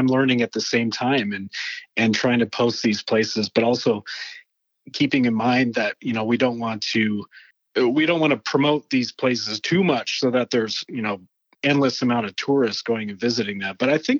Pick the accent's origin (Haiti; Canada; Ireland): Canada; now in Utah, United States; So I actually moved from Canada.